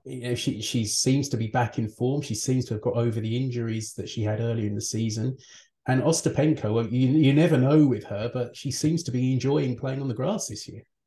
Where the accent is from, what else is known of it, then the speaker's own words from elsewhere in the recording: United Kingdom; as a Brit